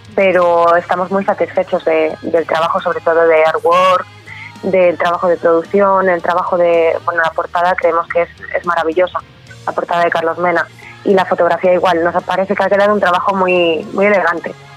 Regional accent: Valladolid, Castile and León, Spain; yo soy de aquí de Valladolid

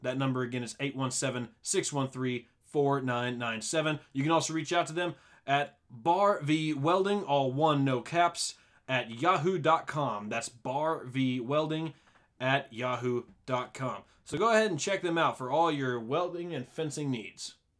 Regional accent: near Palo Pinto County, Texas, United States; Palo Pinto County, not far out of, uh, where my hometown is

